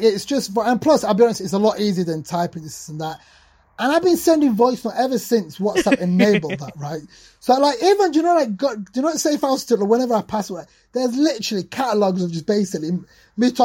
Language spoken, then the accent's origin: English; Sheffield, Yorkshire and the Humber, United Kingdom; coming to the UK, like growing up in Sheffield, post-industrial city